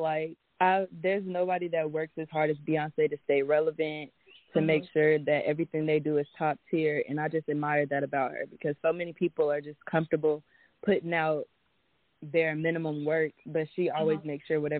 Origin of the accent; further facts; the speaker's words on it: Fayetteville, North Carolina, United States; We're from Fayetteville, North Carolina